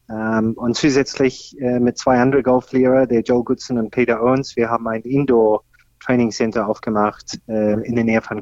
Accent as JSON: {"language": "German", "country": "Australia", "tie": "born or raised there", "said": "ich komme ursprünglich aus Australien, da bin ich aufgewachsen."}